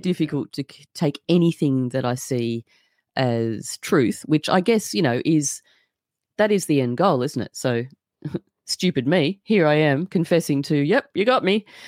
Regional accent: Australia; I'm just an Australian

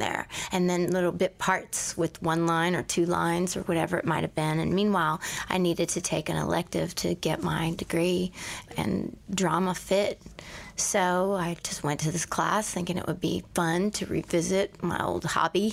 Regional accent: Houston, Texas, United States; I was born in Houston

